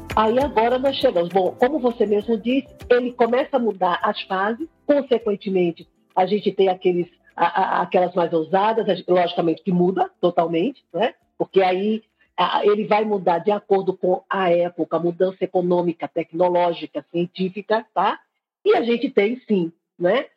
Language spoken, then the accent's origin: Portuguese; Recife, Pernambuco, Brazil; estou aqui em Recife, não é em Pernambuco, estou aqui na capital, eu sou recifense